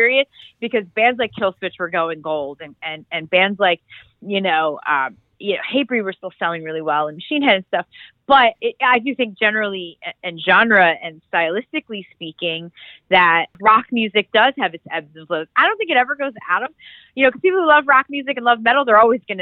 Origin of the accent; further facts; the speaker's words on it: outside Philadelphia, Pennsylvania, United States; I grew up right outside of Philly